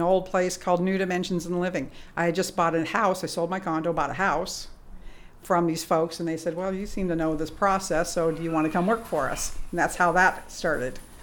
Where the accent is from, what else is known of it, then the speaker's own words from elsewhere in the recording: England, United Kingdom; moved away; I was born in England